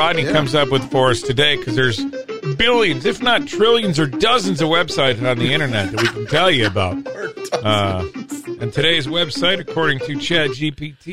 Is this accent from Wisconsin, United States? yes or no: yes; Wisconsin, United States; I'm from Wisconsin